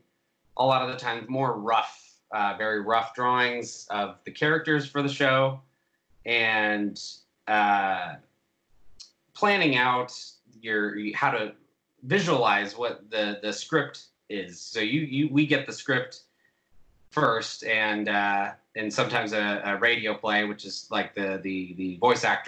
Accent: Orange County, California, United States; moved away as an adult; also born or lived in Portland, Oregon; now in Los Angeles, United States; I'm from Orange County, and then I moved to Portland

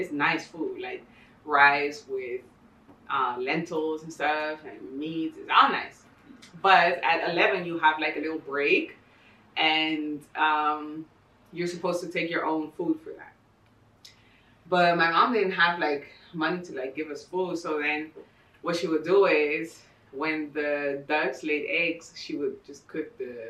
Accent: Ecuador; also born or lived in Bogota, Colombia; And then we moved to Ecuador.

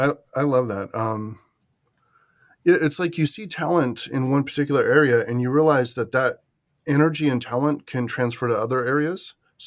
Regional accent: California, United States; So I'm from the San Francisco Bay Area, but I was out east doing this after going into the Army.

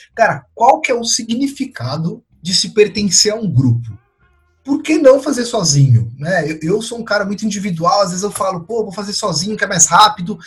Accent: São Paulo, Brazil; eu nasci em São Paulo, fui criado em São Paulo

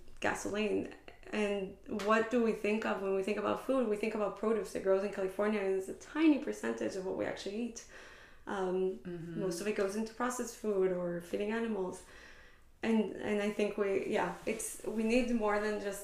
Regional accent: Israel; moved away as an adult; now in Bay Area, United States; growing up in Israel

